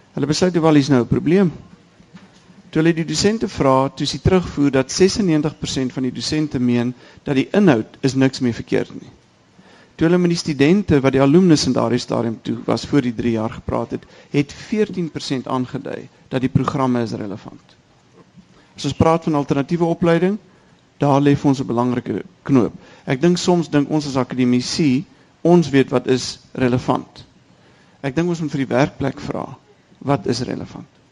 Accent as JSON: {"language": "Afrikaans", "country": "South Africa"}